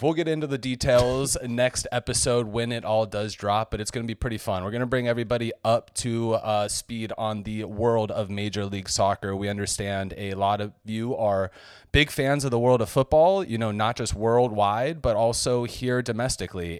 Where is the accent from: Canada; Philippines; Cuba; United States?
United States; San Diego, California; moved away as an adult; now in Miami, United States; I am from San Diego, California